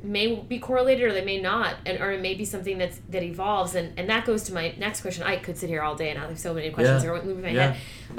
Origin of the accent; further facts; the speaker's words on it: New Hampshire, United States; I grew up in New Hampshire where it was very conservative